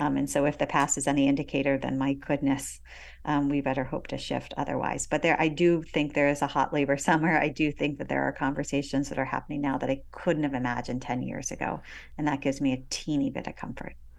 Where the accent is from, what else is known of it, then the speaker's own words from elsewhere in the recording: Northeast Ohio, United States; moved away; I grew up in Northeast Ohio in the nineteen eighties